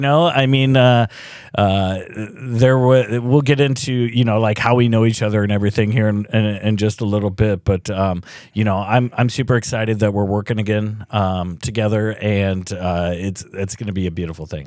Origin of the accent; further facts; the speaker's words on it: Cedar Rapids, Iowa, United States; I went to Saint Matt's up until, uh, nineteen eighty-nine